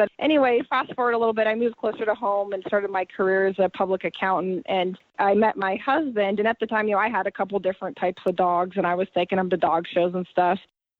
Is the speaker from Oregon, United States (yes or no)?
yes; Ontario, Oregon, United States; I grew up in rural Oregon.